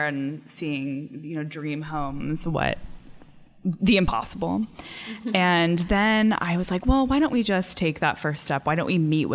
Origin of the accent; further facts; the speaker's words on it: Sacramento, California, United States; moved away as an adult; also born or lived in San Francisco, United States; now in Oakland, United States; I'm from the Sacramento area